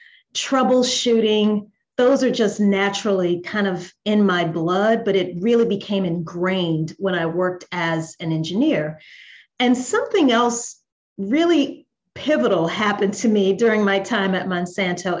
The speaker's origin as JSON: {"language": "English", "region": "Louisiana", "country": "United States", "also_born_or_lived": "New Orleans, Louisiana", "moved": "as an adult", "lives_now": "Atlanta, United States", "said": "I'm originally from Louisiana here in the States."}